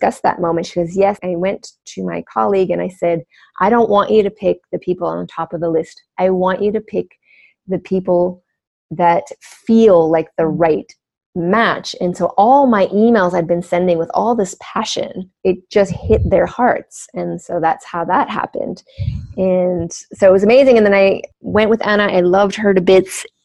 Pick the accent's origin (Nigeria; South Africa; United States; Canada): Canada; I grew up on First Nation reservations in Canada, so there's a lot of wilderness.